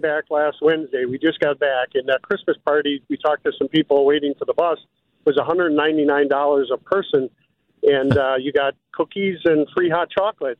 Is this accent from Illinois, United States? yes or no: no; Wisconsin, United States; we're from Wisconsin